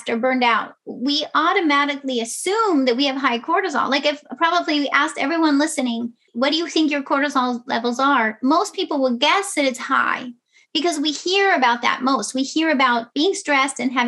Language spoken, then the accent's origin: English; West Coast, United States; moved away as an adult; also born or lived in New York City; I grew up on the West Coast